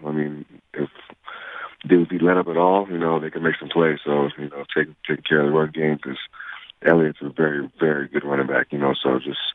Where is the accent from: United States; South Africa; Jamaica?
Jamaica; we're Jamaican, so we usually make Jamaican food